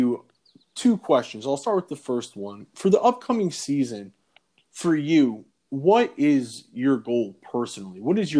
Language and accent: English; Boynton Beach, Florida, United States; also born or lived in Port St. Lucie, Florida; I was actually born in Boynton Beach.